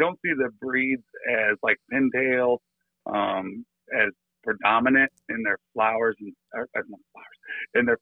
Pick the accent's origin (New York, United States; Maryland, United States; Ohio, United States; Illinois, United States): Illinois, United States; moved away as an adult; now in Florida, United States; We're originally from Illinois, along the Mississippi River